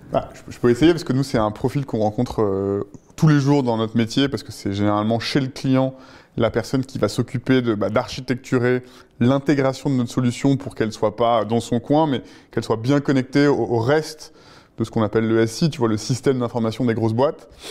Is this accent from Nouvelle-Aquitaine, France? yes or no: yes; La Rochelle, Nouvelle-Aquitaine, France; moved away as an adult; also born or lived in Tobago; now in Paris, France; À 18 ans, j'ai quitté La Rochelle, où j'avais passé mon bac et fait une année de fac, et je suis venu m'installer à Paris